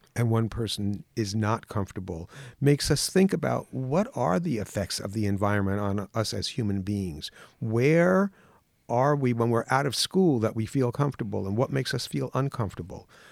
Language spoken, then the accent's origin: English; Mount Vernon, New York, United States; I grew up in New York. in Mount Vernon, New York, right on the border of the Bronx